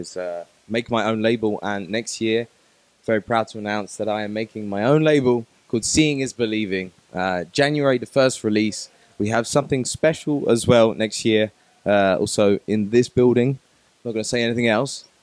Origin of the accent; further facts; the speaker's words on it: England, United Kingdom; moved away as an adult; now in Amsterdam, Netherlands; I come from England.